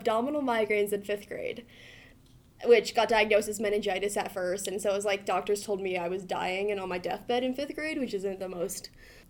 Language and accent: English; California, United States; now in Montana, United States; I'm from California.